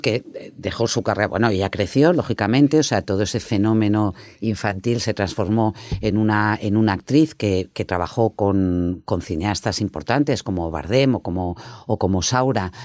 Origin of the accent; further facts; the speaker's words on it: Málaga, Andalusia, Spain; moved away; fue venirme para mi tierra, pues para quedarme definitivamente en ella y aquí vivo, aquí quiero vivir y aquí quisiera morirme, pues como una malagueña más.